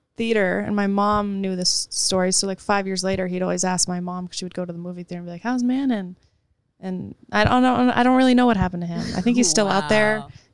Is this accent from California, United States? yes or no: yes; Calabasas, California, United States; I grew up in Calabasas. We did not have money.